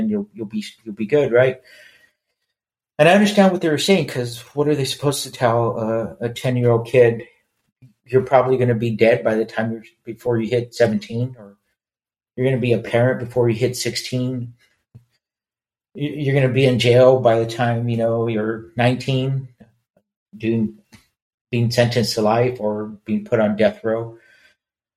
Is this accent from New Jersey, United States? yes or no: no; Los Angeles, California, United States; We grew up in East Los Angeles.